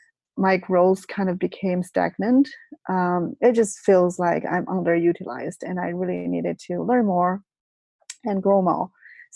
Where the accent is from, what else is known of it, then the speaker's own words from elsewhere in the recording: China; moved away as an adult; also born or lived in Beijing; now in California, United States; I was brought up in China. So I went to college in China